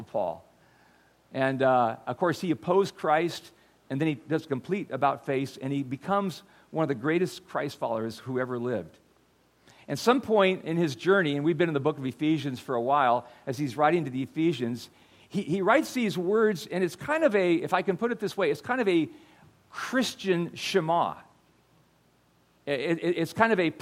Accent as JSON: {"language": "English", "country": "United States", "tie": "born or raised there", "said": "I grew up in America"}